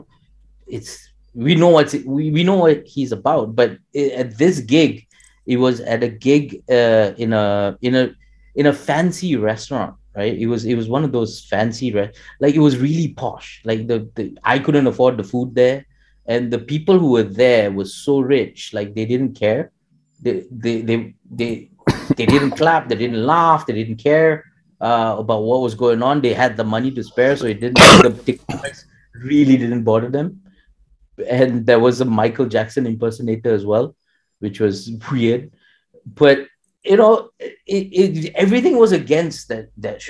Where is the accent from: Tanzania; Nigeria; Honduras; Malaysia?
Malaysia; my experiences in Malaysia would be very different from someone who grew up in India. Although, you know, we're both Indian genetically